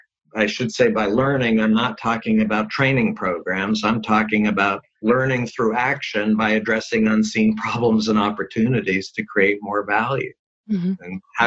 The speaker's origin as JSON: {"language": "English", "region": "California", "country": "United States", "said": "Certainly one key one, since I'm from Silicon Valley, is mm-hmm. digital technology"}